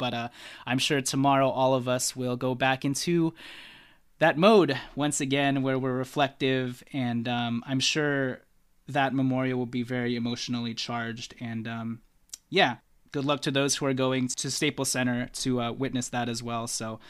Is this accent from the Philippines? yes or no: yes; Philippines; I'm Filipino, okay? I mess up idioms a lot.